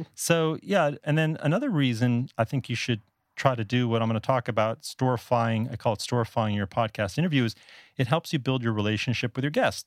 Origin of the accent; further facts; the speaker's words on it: South Florida, United States; moved away as an adult; also born or lived in Northeast United States; now in Taipei, Taiwan; I'm actually from South Florida originally. That's where I grew up.